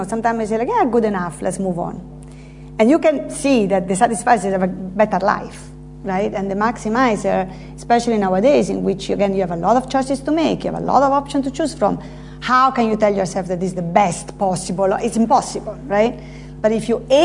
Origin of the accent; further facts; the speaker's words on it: Terni, Umbria, Italy; English is a second language; moved away as an adult; also born or lived in United States; now in London, United Kingdom; my hometown, Terni, in Italy.